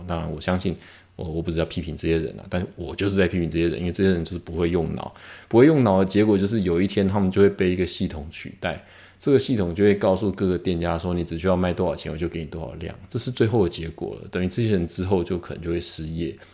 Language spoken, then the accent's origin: Chinese; Taiwan; 一个台湾人在那边做一个品牌